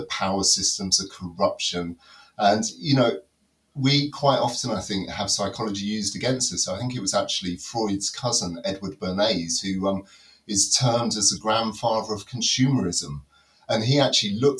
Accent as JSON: {"language": "English", "region": "London", "country": "United Kingdom", "tie": "born or raised there", "also_born_or_lived": "Reading / Nottinghamshire", "moved": "yes", "lives_now": "Derbyshire, United Kingdom", "said": "I was originally grew up in the top of London"}